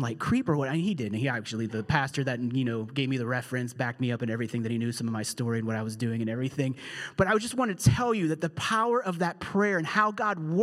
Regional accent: Pittsburgh, Pennsylvania, United States; moved away; I'm from here. This is hometown

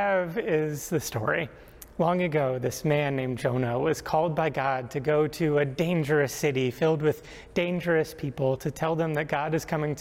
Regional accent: Rhode Island, United States; Growing up in Rhode Island

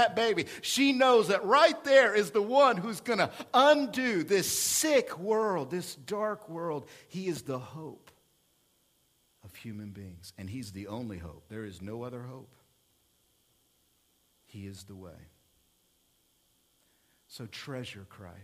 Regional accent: Oklahoma City, Oklahoma, United States; moved away; I come from Oklahoma City in 1995, right across the street from my church, First United Methodist Church

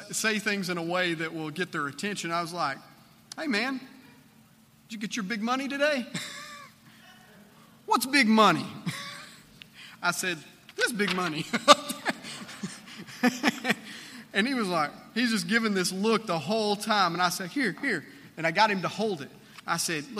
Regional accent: Central Arkansas, United States; We're actually from Central Arkansas

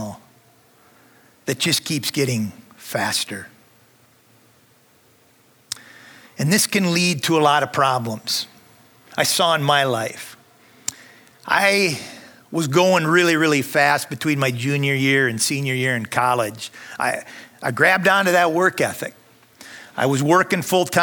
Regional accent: Minnesota, United States; accent: northern; I'm from Minnesota, so you can probably hear some of my northern accent

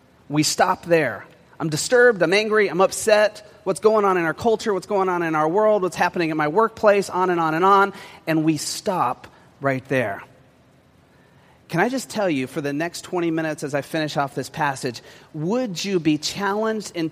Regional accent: West Coast, United States; me growing up on the West Coast

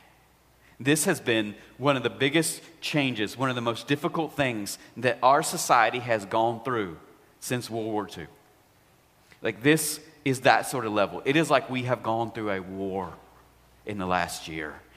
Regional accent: United States; we are strong American people

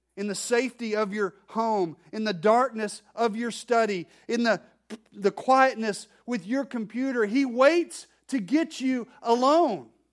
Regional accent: Arkansas, United States; I'm from Arkansas

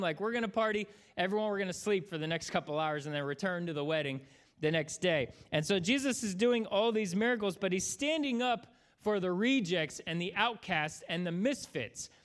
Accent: Florida, United States; moved away; also born or lived in Bowling Green area; I grew up in Florida

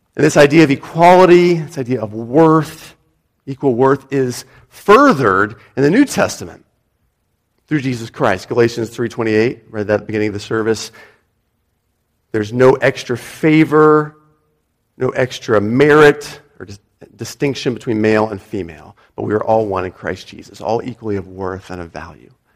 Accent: United States; moved away; as an American

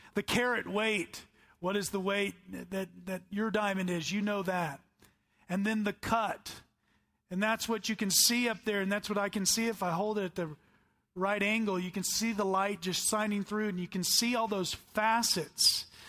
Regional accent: the Bible Belt, United States; I grew up in the Bible Belt

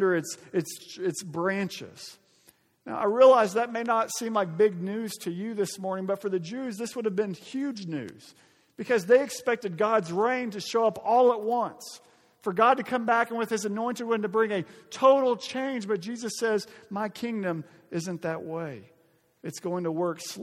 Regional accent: Arkansas, United States; my home state of Arkansas

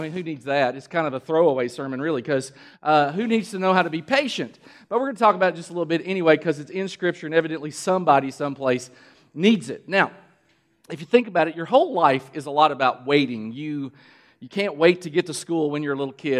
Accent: Kentucky, United States; I'm from Kentucky. We grow tobacco

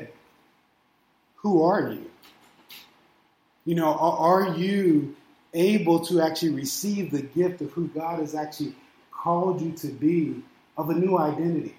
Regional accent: Steubenville, Ohio, United States; moved away; also born or lived in Illinois; my birth certificate says that I'm from Ohio. My driver's license says that I live in Illinois. And I moved out here

